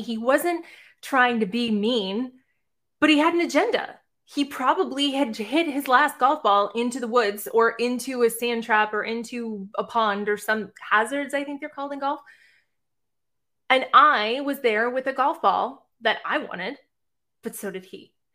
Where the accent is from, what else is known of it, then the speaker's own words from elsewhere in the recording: Boston, Massachusetts, United States; now in Savannah, United States; I live right outside of Savannah, Georgia, but I'm originally from Boston, Massachusetts